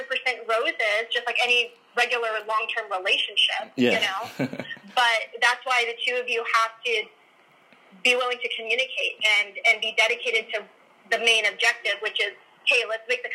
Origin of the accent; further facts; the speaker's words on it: Arizona, United States; moved away as an adult; also born or lived in Miami, Florida; now in Las Vegas, United States; I grew up in Arizona